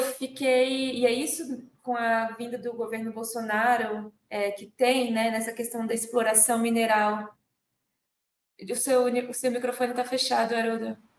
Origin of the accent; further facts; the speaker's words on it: Brasília, Federal District, Brazil; Eu nasci em Brasília em 15 de novembro de 1988